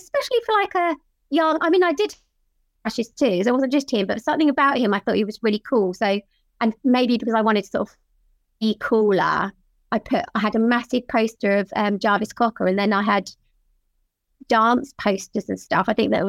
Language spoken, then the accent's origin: English; Worthing, South East England, United Kingdom; now in Hove, United Kingdom; It's just down the coast from where I am now in Hove.